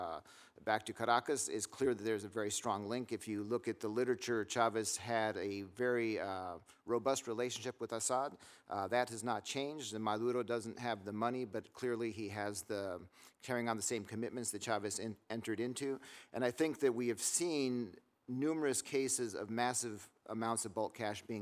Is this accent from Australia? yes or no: no; Bolivia; moved away; I grew up in Bolivia